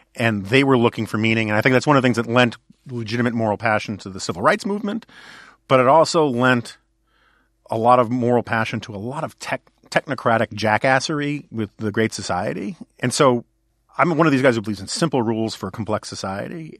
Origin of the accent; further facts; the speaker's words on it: New York City, New York, United States; I grew up in New York City where I had a lot of options.